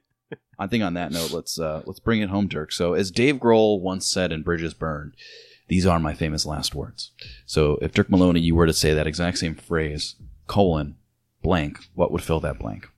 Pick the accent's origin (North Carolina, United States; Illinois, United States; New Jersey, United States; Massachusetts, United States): Illinois, United States; moved away; my town, my hometown's sponsored by Bush Light